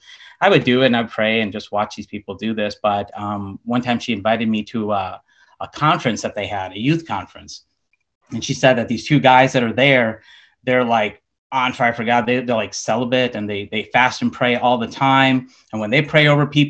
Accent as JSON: {"language": "English", "town": "Chicago", "region": "Illinois", "country": "United States", "tie": "born or raised there", "said": "I was born and raised in Chicago, Illinois."}